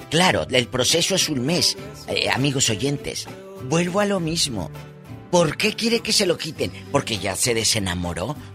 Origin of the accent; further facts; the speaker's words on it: Matamoros, Tamaulipas, Mexico; mandaba las cartas a la radiodifusora en Matamoros, Tamaulipas, mi tierra, y luego ya las leía el locutor.